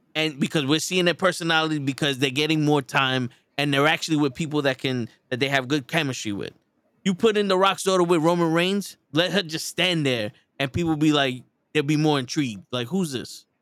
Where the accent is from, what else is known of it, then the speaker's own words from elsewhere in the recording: New York, United States; We're from New York